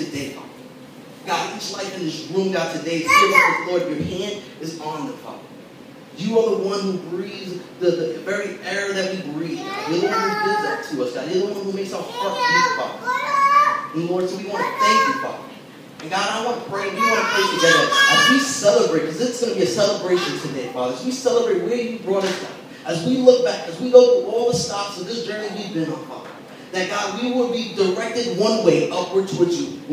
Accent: New York City, New York, United States; I grew up in Brooklyn, never lived anywhere else outside the city

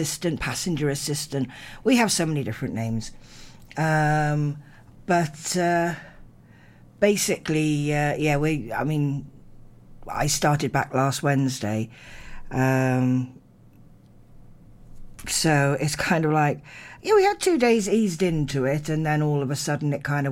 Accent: Narberth, Wales, United Kingdom; growing up in Narberth. I was in Narberth Primary and then Narberth Secondary

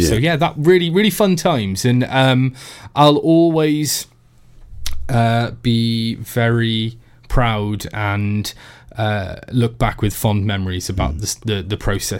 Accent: Tenby, Wales, United Kingdom; I'm from Tenby

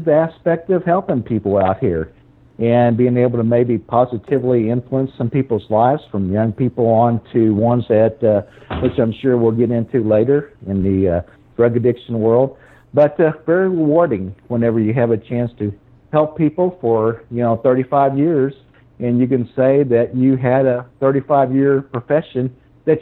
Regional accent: Missouri, United States; moved away as an adult; also born or lived in Texas; I actually came back to Missouri pretty close to 2009 when I returned.

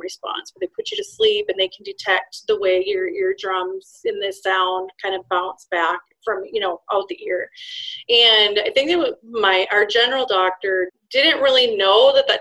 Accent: Minnesota, United States; I am from Minnesota

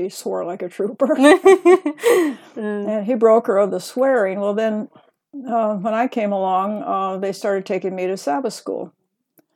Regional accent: Corvallis, Oregon, United States; I was born in Corvallis, Oregon

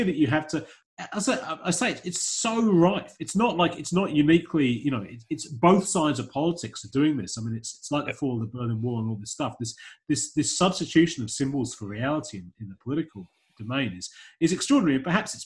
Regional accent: England, United Kingdom; now in Australia; I come from England

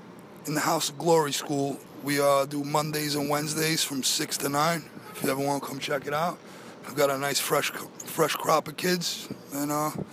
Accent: Ozone Park, New York, United States; Ozone Park.

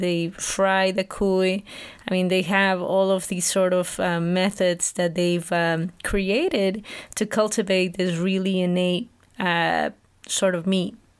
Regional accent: Huancayo, Junín, Peru; I was born and raised in Huancayo, Peru

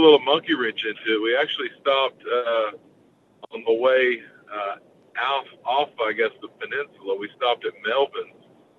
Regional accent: Texas, United States; born or raised there

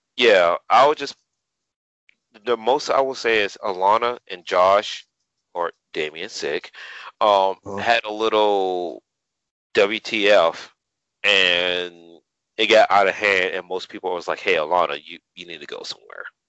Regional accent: Savannah, Georgia, United States; to perform in front of my hometown, in front of my peeps

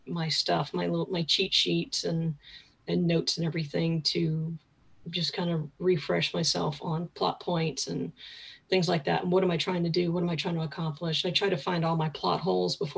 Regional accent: Picayune, Mississippi, United States; moved away as an adult; also born or lived in Metairie, Louisiana / Kenner, Louisiana; now in Maine, United States; that's where I went from fourth grade through high school. So spent a good chunk of time in Mississippi

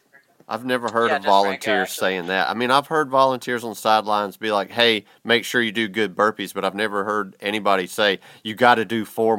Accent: the South, Georgia, United States; I'm from the South. There's the only thing in my town is restaurants and hotels, man.

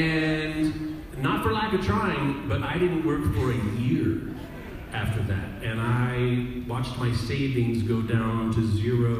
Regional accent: Canada; being Canadian

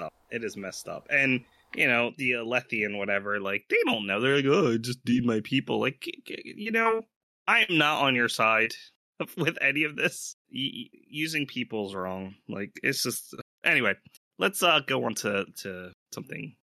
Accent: United States; we are all from the United States

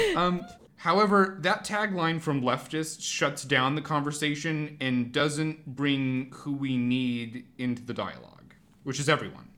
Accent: Portland, Oregon, United States; growing up in Portland and Oregon, maybe more generally, so much of your conception about, like, what makes this region unique is its greenery

